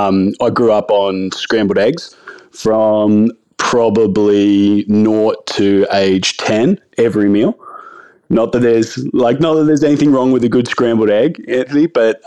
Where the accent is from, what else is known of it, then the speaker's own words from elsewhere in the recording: Branxton, New South Wales, Australia; And growing up, I grew up in like small country town. I grew up in Brankston. I went to high school in Singleton.